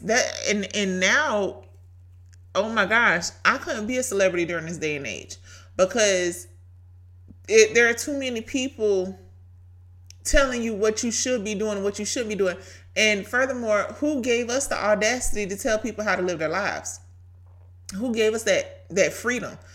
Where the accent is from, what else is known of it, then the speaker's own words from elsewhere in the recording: Brunswick, Georgia, United States; accent: Southern; Brunswick, Georgia, my hometown